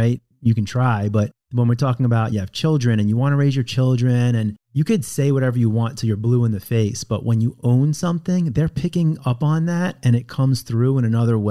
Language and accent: English; Long Island, New York, United States; moved away; also born or lived in California; I was raised in Long Island in a very Jewish community.